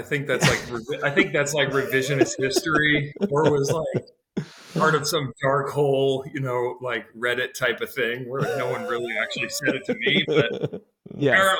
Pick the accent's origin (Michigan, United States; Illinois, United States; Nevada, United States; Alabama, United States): Illinois, United States; Eureka; as a kid growing up in Eureka, like your eyes are kind of always like